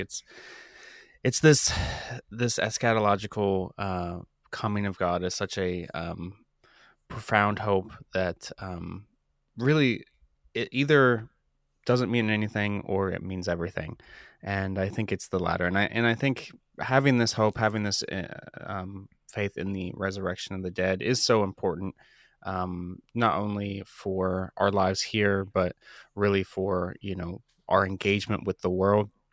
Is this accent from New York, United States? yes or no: no; Columbus, Ohio, United States; I, I grew up in Columbus, Ohio. I still live here with my wife